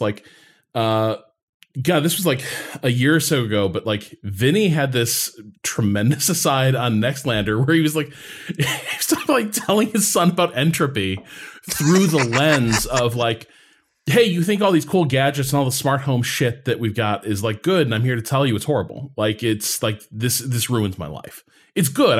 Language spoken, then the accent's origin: English; Midwest, United States; moved away; growing up in the Midwest